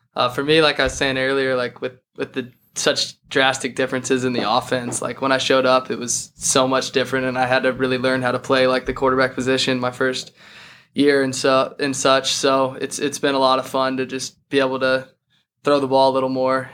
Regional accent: Boulder, Colorado, United States; I'm from Boulder, Colorado

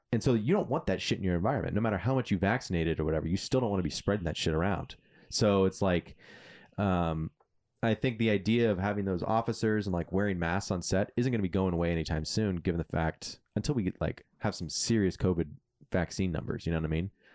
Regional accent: California, United States; I'm a Californian at heart

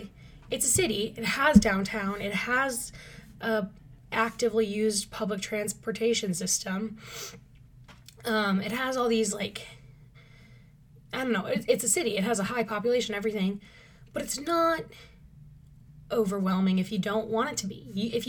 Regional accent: Minnesota, United States; Oh, I am from Minnesota. That is a big part of my personality, I'm finding out.

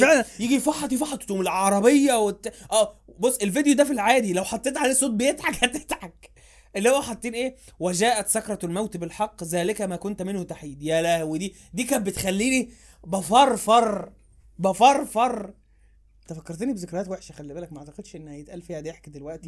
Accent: Egypt; احنا انا وانت، كبشر، كمصريين

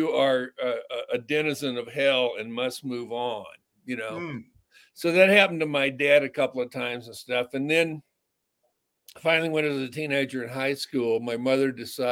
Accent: North Texas, United States; now in Hollywood, United States; I grew up in North Texas in small country towns

